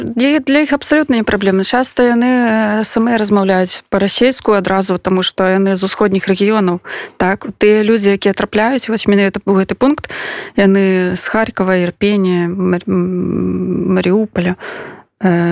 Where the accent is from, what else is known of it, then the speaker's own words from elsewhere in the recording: Belarus; я беларуска